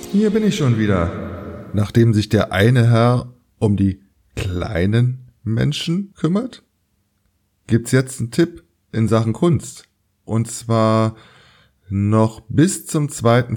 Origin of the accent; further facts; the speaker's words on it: Berlin, Germany; meine Heimatstadt Berlin